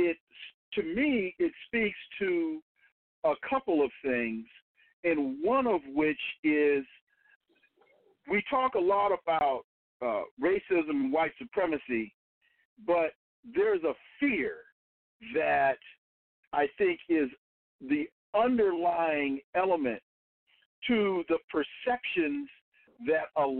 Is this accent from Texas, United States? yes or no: no; Sacramento, California, United States; I'm from Sacramento